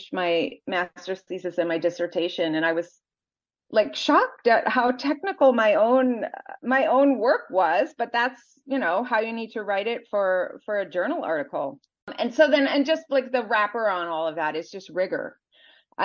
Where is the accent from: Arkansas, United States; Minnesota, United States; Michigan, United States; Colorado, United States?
Minnesota, United States; moved away as an adult; also born or lived in Wisconsin / New York; I grew up in Minnesota, sort of in a pretty homogeneous community.